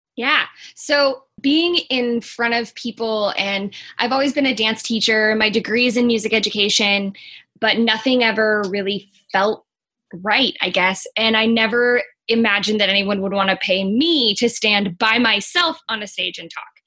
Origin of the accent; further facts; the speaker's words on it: Missouri, United States; I'm originally from Missouri, and in Missouri, a lot of times you get married or you go to high school